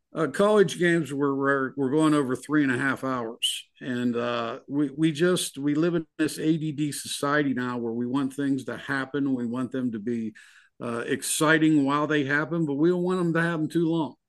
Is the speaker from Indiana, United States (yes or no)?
no; Pittsburgh, Pennsylvania, United States; moved away; I'm originally from Pittsburgh